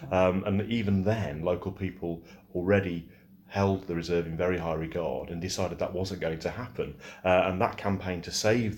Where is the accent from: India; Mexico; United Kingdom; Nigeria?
United Kingdom; Arnold, East Midlands; I'm from north of the city. I'm from Arnold